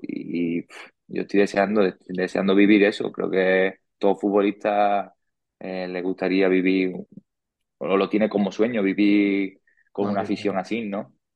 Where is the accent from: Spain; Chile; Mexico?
Spain; Murcia, Region of Murcia; moved away as an adult; now in Valdepeñas, Spain; para mí Murcia ha sido mi casa, ha sido, bueno, es, a día de hoy en mi casa, es donde yo me he criado